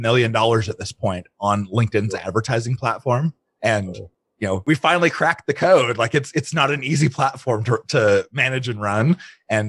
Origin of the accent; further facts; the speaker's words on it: Arizona, United States; also born or lived in Utah / Ukraine; I was born and raised in Utah. And I don't claim that very often because most of my upbringing was in Arizona.